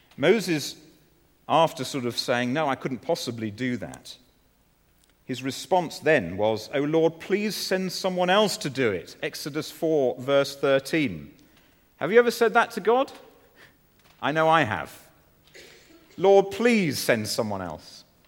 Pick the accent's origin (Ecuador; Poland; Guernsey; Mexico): Guernsey; moved away; the church in which I was growing up in Guernsey